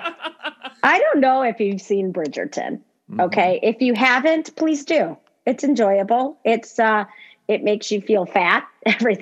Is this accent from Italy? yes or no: no; Chicago, Illinois, United States; I grew up in Chicago